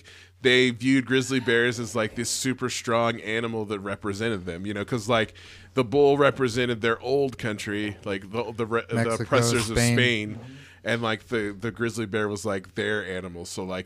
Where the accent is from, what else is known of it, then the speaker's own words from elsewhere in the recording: California, United States; I'm from California. Like, you know, have some pride. I have pride in my state of California.